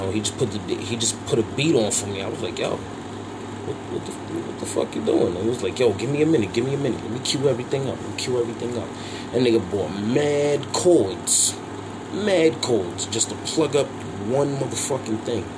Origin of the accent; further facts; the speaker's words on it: New York City, New York, United States; when I go home to Crown Heights, I don't have to worry about nothing because I'm from Crown Heights.